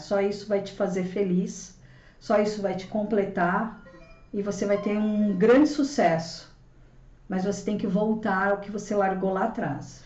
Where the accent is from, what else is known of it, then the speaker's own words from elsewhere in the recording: São Paulo, Brazil; Sou, sou nascida aqui em São Paulo, né? Cresci aqui.